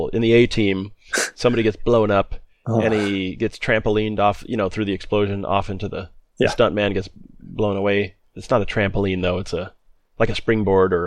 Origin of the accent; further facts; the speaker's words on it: Southwest, United States; us growing up in the Southwest